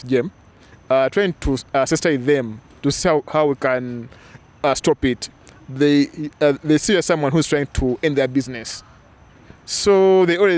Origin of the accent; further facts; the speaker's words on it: Kampala, Uganda; I'm from Kampala, Uganda.